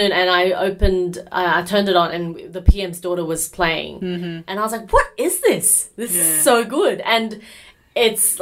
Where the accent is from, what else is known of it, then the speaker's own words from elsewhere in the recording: Carlingford, New South Wales, Australia; we grew up in Carlingford.